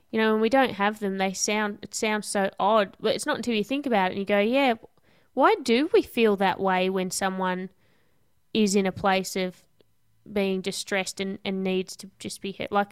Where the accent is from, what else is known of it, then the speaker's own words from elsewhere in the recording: Devonport, Tasmania, Australia; I'm from Tassie.